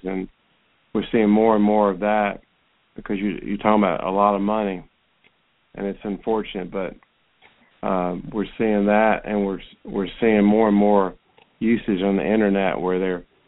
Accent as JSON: {"language": "English", "town": "Roswell", "region": "Georgia", "country": "United States", "tie": "born or raised there", "said": "went to Roswell High School, which is my hometown"}